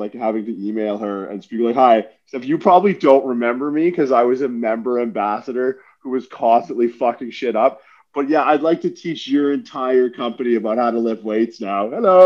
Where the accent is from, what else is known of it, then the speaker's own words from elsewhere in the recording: Windsor, Ontario, Canada; also born or lived in St. John's, Newfoundland; I worked for Good Life for years as a kid growing up in Windsor